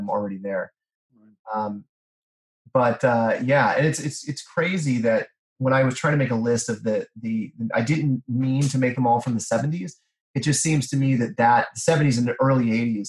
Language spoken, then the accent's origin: English; Kansas, United States; I grew up in Kansas